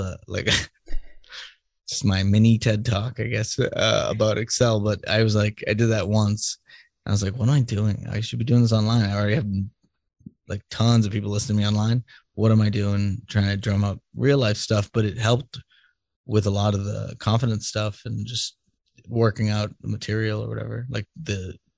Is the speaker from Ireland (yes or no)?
yes; Ireland; It's because I'm Irish.